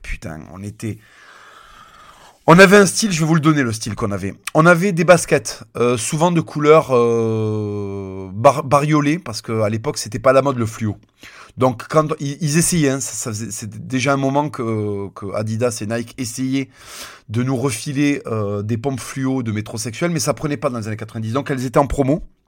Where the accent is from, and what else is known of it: Toulouse, Occitania, France; born or raised there